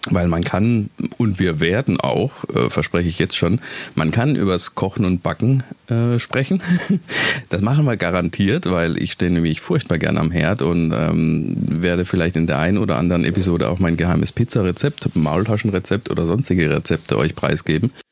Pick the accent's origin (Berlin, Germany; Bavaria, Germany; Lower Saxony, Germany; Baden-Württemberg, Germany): Baden-Württemberg, Germany; ich bin Badener und seit 15 Jahren wohne ich im Schwäbischen